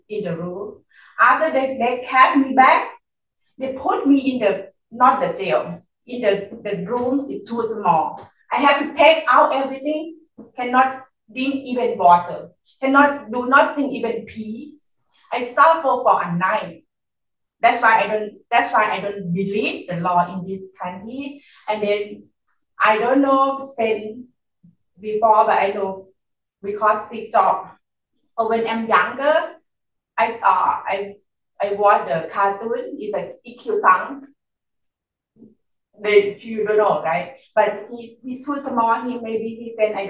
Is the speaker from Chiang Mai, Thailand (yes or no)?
yes; Chiang Mai, Thailand; English is a second language; now in Washington, United States; I'm from Chiang Mai, north of Thailand.